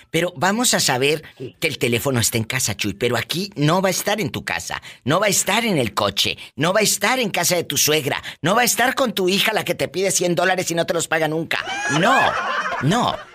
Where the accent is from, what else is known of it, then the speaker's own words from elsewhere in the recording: near Apatzingán, Michoacán, Mexico; De allí, de un lado de Apaxingán